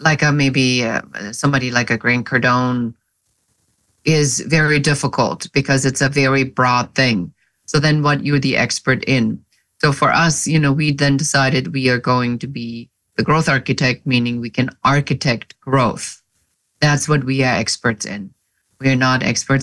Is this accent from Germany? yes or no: yes; Germany; moved away as an adult; now in United States; I am original from Germany